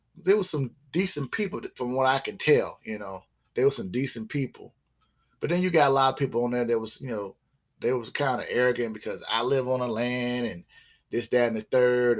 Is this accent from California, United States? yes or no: no; South Carolina, United States; also born or lived in Groton, Connecticut / Norfolk, Virginia; we moved from there eventually in the 70s, uh, I would say like the mid 70s to uh, South Carolina, where I still reside in South Carolina